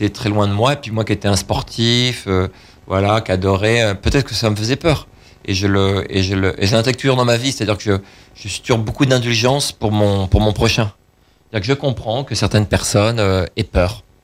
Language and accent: French; Paris, Île-de-France, France; bah, je suis parisien, à hein. Paris